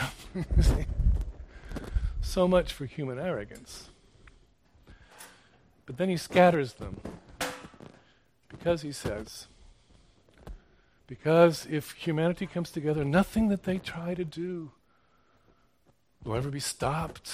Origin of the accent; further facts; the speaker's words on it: Houston, Texas, United States; I was born and raised in Houston